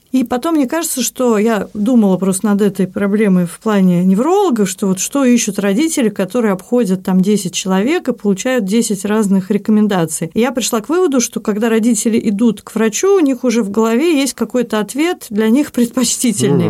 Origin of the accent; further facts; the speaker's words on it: Saint Petersburg, Russia; я и родилась в Петербурге, в Ленинграде, и работала в Петербурге